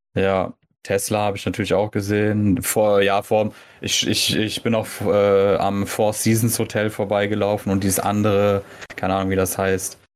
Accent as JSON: {"language": "German", "country": "Germany", "said": "wir halt als Deutsche"}